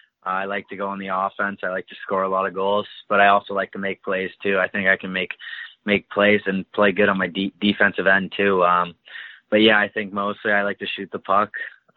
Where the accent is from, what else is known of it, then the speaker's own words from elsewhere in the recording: Alliston, Ontario, Canada; I'm from Alliston, Ontario.